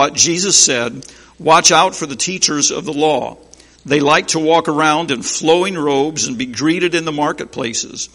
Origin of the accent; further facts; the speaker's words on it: Berne, Indiana, United States; I am from Bern, Indiana